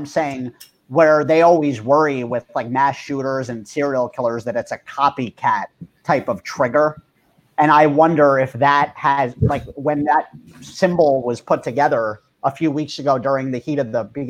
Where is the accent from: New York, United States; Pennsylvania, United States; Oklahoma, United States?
New York, United States; sure, we grew up near New York City, but we didn't have any type of insight to these things.